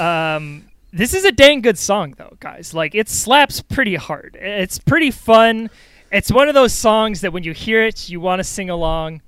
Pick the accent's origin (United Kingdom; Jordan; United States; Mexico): United States; New York; I'm a New Yorker